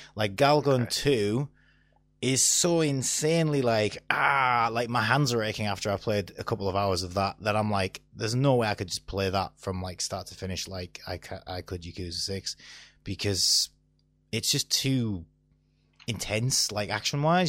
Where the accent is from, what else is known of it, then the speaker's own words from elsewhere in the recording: Stockton-on-Tees, North East England, United Kingdom; I'm from Stockton